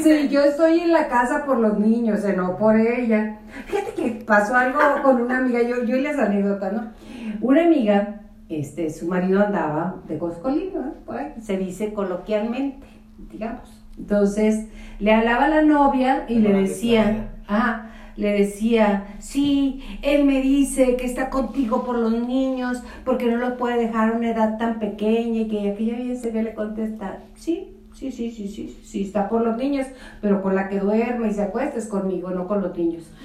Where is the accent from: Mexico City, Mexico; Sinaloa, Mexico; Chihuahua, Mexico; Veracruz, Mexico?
Chihuahua, Mexico; Julimes; yo soy de Julimes, que es un pueblo maravilloso